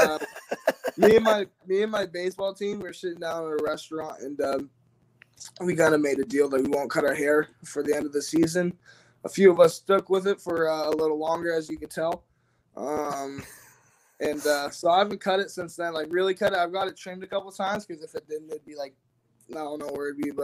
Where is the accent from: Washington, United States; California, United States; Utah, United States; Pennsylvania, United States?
Washington, United States; Ferndale; I'm from Ferndale, which has a rich Husky, you know, kind of legacy